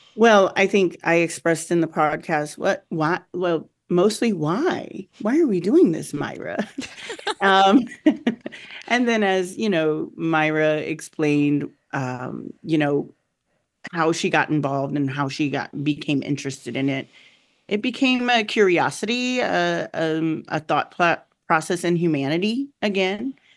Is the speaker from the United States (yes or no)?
yes; Southern Arizona, United States; moved away; I came from Southern Arizona, um, where it was a large, um, Latino population, Mexican population in particular. I grew up with Mexicans